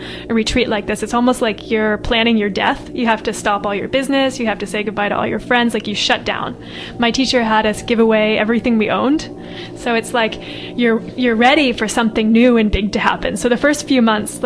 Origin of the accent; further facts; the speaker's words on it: United States; moved away as an adult; I grew up in California, New England